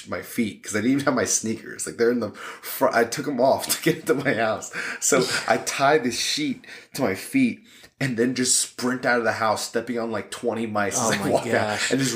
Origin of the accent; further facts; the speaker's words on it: New York, United States; moved away; Growing up in New York